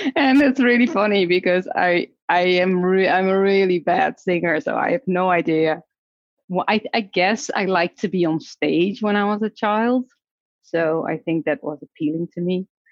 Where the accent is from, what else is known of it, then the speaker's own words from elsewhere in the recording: Netherlands; moved away as an adult; also born or lived in Mexico / Seattle; I was born in the Netherlands, and my career started there as a speech therapist